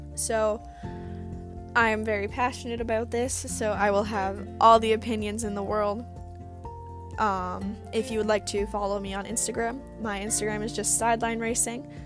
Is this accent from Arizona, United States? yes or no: no; Green Bay, Wisconsin, United States; I was born and raised in Green Bay, Wisconsin.